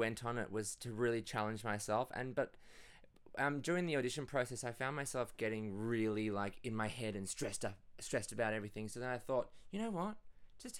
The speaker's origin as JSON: {"language": "English", "town": "Perth", "region": "Western Australia", "country": "Australia", "tie": "born or raised there", "also_born_or_lived": "Hunua, New Zealand", "moved": "as an adult", "lives_now": "Melbourne, Australia"}